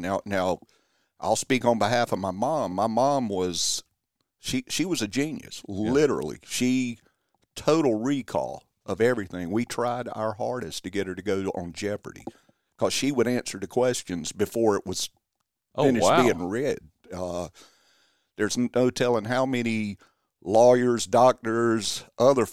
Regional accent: Kinston, North Carolina, United States; born or raised there

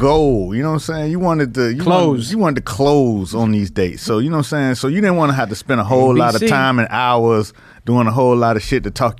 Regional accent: Miami, Florida, United States; I'm from Miami, right?

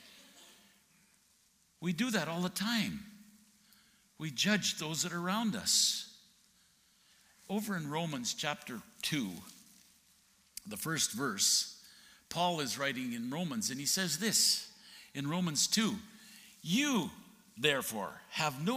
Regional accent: Alberta, Canada; moved away as an adult; also born or lived in Texas; I grew up in Alberta

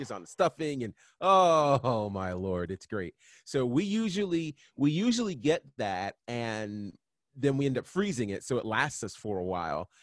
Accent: Monticello, New York, United States; also born or lived in Virginia Beach, Virginia; now in Atlanta, United States; I am originally from a little town in New York called Monticello

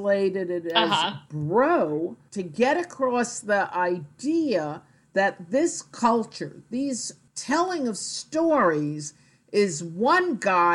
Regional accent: United States; obviously I'm an American and I've grown up on American movies

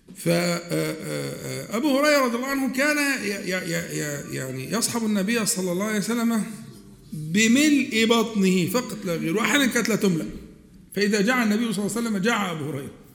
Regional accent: Egypt; accent: Egyptian colloquial Arabic; عندنا احنا في العامية المصرية

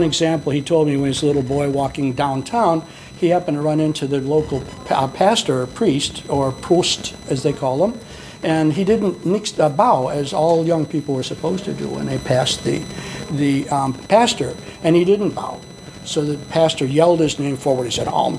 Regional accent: Chicago, Illinois, United States; I was born and raised in Chicago, and I'm a Southside Swede

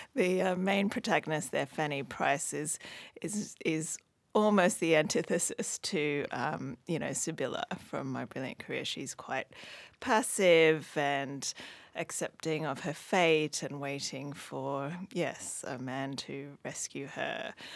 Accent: Hong Kong; moved away; I grew up in Hong Kong, but my mum's originally from Australia

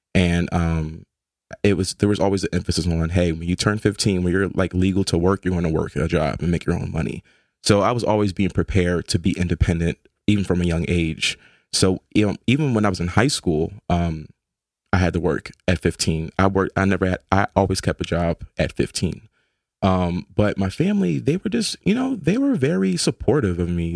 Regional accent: Philadelphia, Pennsylvania, United States; moved away as an adult; now in New Haven, United States; I grew up in South Philly off of twenty-third and Federal.

